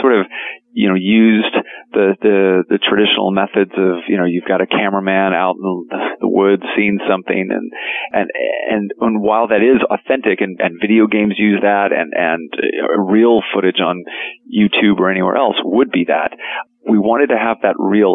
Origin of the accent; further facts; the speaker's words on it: Arizona, United States; moved away; I grew up in Arizona